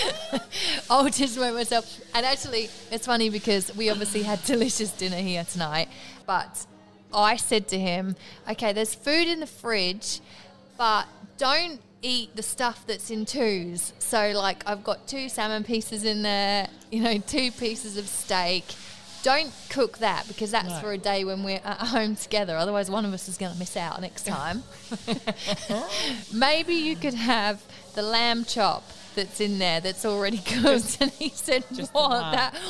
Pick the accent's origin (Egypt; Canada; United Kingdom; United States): United Kingdom; England; moved away; I am English